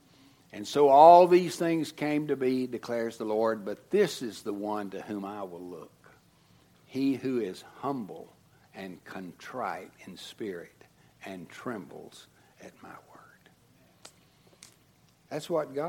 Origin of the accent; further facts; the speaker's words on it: United States; as American Christians